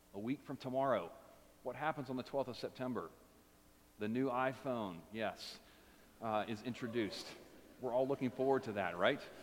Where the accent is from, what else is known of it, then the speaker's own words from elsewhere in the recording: United States; for us as Americans